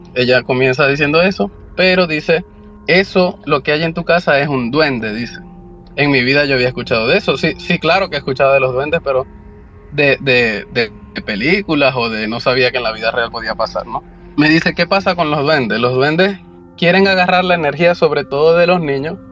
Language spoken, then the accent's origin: Spanish; Maracaibo, Zulia, Venezuela; moved away as an adult; now in California, United States; mediados del 2005-2006 en mi país, Venezuela, específicamente en la ciudad de Maracaibo